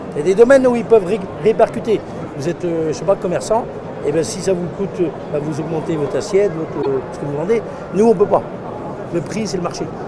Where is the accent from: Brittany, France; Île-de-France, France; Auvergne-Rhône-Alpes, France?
Brittany, France; je suis breton